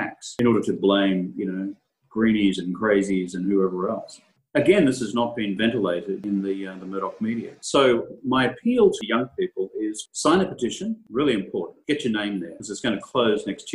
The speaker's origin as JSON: {"language": "English", "region": "Queensland", "country": "Australia", "tie": "born or raised there", "said": "In my home state of Queensland"}